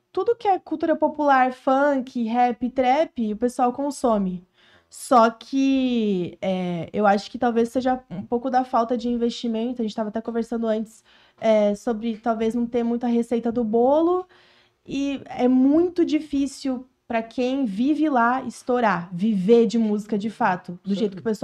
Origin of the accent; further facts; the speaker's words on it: Florianópolis, Santa Catarina, Brazil; also born or lived in Porto Alegre; Eu não nasci na Ilha da Magia, eu nasci em Porto Alegre, mas eu fui criada em Floripa, então eu tenho essa cidade no meu coração, eu vivi lá quase minha vida inteira, então eu sou cria de Floripa, Santa Catarina.